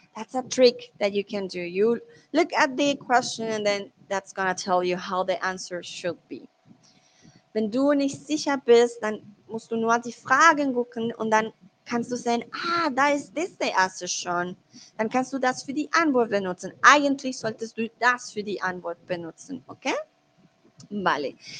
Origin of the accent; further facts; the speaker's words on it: Colombia; first language Spanish; also born or lived in Mexico; now in Germany; yo soy de Colombia y vivo en Alemania, ahora estoy en México